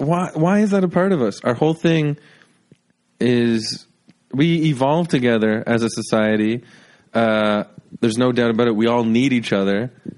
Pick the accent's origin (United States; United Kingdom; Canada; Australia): Canada; Toronto, Ontario; I was born in Toronto